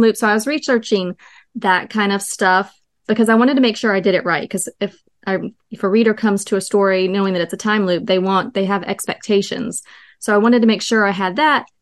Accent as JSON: {"language": "English", "region": "North Carolina", "country": "United States", "said": "I'm from North Carolina."}